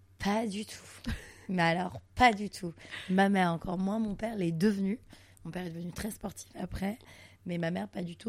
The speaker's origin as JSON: {"language": "French", "town": "Montreal", "region": "Quebec", "country": "Canada", "tie": "born or raised there", "moved": "yes", "lives_now": "Paris, France", "said": "je suis née à Montréal, pour la petite histoire, je suis née à Montréal, au Canada"}